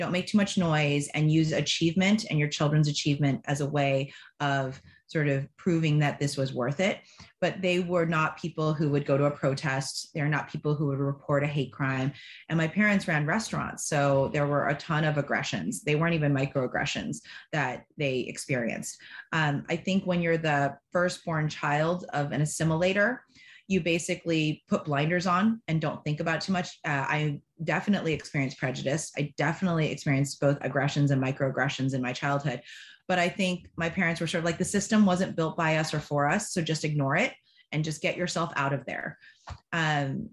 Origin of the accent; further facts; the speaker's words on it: Rancho Cucamonga, California, United States; I'm from Rancho Cucamonga, California.